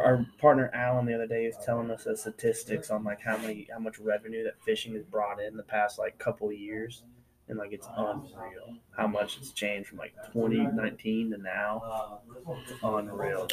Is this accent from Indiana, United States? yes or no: no; Texas, United States; we're from Texas. It's like 107 down here in July.